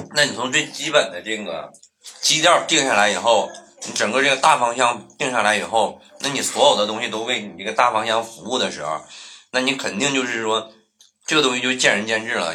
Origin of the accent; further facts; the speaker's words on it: Northeast China, China; 我们在东北长大的孩子